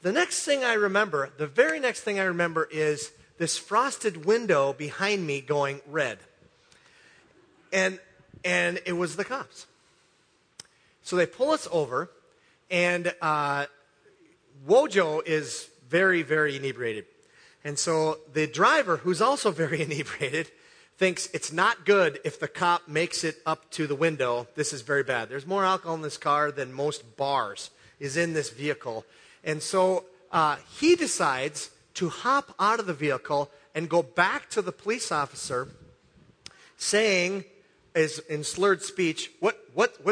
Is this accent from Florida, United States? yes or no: no; Hibbing, Minnesota, United States; St. Louis County Fair in my hometown, Hibbing, Minnesota